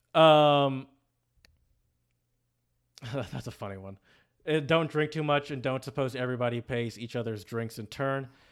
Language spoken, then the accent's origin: English; United States; now in Czech Republic; I'm still an American